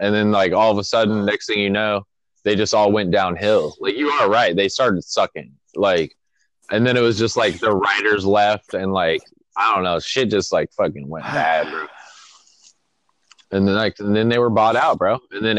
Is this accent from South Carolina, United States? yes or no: no; Arizona, United States; my hometown, bro. I love that shit, bro.